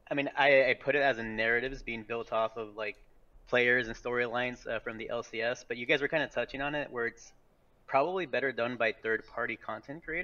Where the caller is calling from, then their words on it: Iowa City, Iowa, United States; Uh, Iowa City, Iowa.